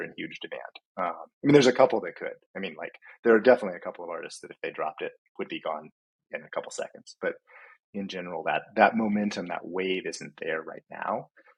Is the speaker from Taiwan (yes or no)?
no; Hawaii, United States; now in Washington, United States; I grew up in Hawaii and I grew up surfing.